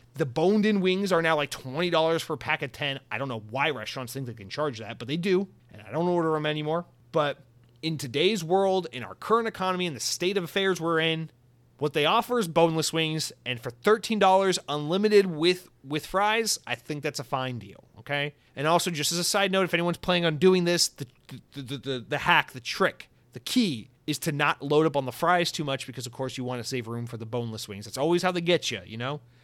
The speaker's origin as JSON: {"language": "English", "country": "United States", "said": "being an American"}